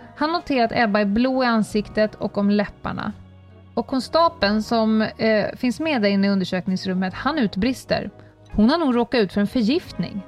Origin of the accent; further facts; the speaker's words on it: Stockholm, Stockholm County, Sweden; jag då som är stockholmare